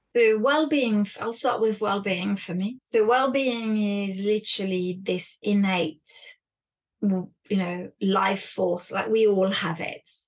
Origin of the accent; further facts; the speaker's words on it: France; moved away; also born or lived in United Kingdom; I was raised in France and in the UK